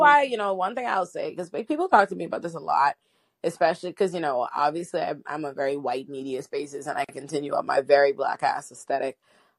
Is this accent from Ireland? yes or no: no; Bahamas; also born or lived in Nigeria; I'm African black before I get in the room. I am Bahamian Nigerian.